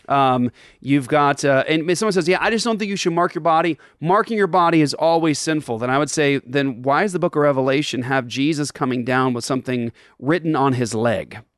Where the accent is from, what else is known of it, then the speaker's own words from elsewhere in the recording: Japan; moved away; I grew up in Japan